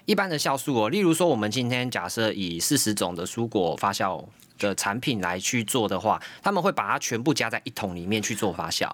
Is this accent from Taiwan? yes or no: yes; Taiwan; 我们台湾人